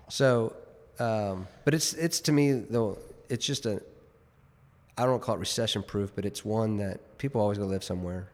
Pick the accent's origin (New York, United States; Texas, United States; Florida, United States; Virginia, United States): Texas, United States; Richardson; also born or lived in New Jersey; now in Dallas, United States; Born and raised in Richardson